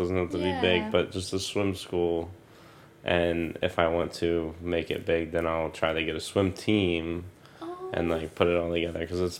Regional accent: New Jersey, United States; I will never regret growing up in New Jersey.

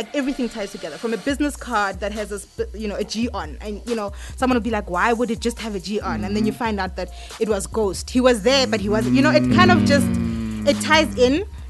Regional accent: QwaQwa, Free State, South Africa; moved away; also born or lived in Johannesburg; like myself, I am from Kwakwa. You know, and that is where It's in the Free States.

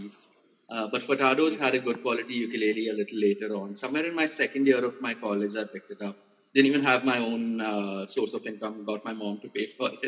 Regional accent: India; also born or lived in Pune; we as the Indian ukulele community

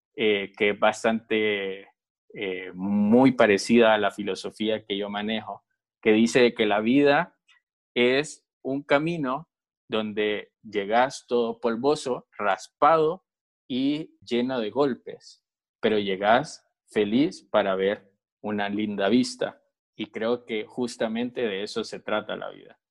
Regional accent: Honduras; que tenemos como, como hondureños

